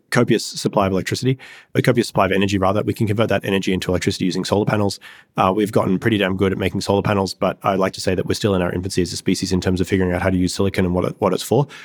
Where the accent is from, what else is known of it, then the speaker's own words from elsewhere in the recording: Australia; moved away as an adult; I grew up in Australia in a reasonably rural area